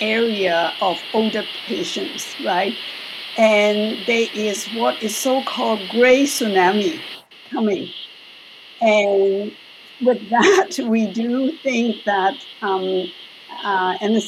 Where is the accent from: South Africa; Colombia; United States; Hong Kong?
Hong Kong; moved away as an adult; now in Toronto, Canada; I am actually originally from Hong Kong, and I trained in Hong Kong as the medical school, Hong Kong University